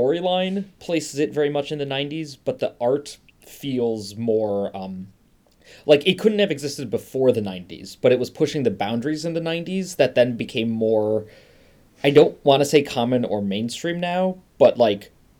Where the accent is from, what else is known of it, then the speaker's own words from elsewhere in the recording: Chicago, Illinois, United States; I'm from Chicago